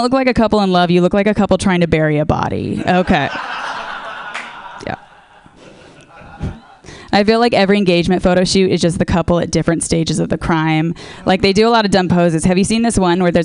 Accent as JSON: {"language": "English", "area": "Orange County", "region": "California", "country": "United States", "said": "I'm from Orange County"}